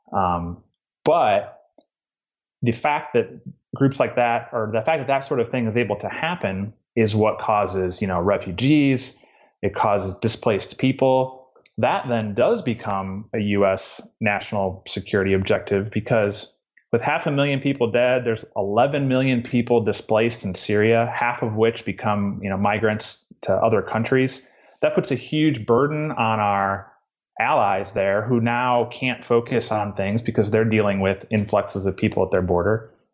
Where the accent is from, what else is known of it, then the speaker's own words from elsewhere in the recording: Midwest, United States; moved away as an adult; now in Georgia, United States; I grew up in the Midwest in a small town